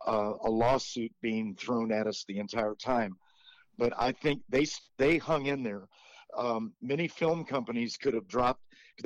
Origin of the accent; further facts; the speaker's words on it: United States; We may even be related because we're both from Tennessee and Kentucky.